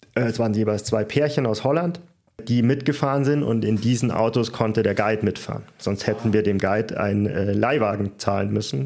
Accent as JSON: {"language": "German", "country": "Germany", "also_born_or_lived": "Munich", "said": "als Deutscher"}